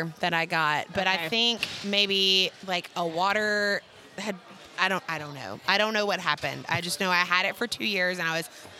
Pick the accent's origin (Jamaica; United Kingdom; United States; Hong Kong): United States; Mobile, Alabama; moved away; Where I grew up at in Mobile in Alabama